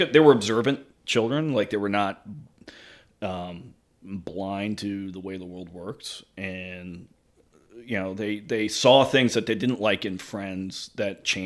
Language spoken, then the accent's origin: English; Boston, Massachusetts, United States; I was born in Boston